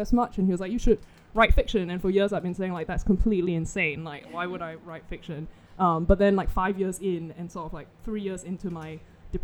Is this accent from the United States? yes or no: no; Singapore; I'm from Singapore